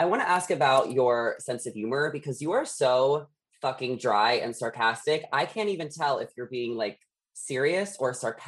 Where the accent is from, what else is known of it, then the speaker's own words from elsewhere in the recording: Dix Hills, New York, United States; now in Los Angeles, United States; I grew up in Long Island, but now I'm in Los Angeles.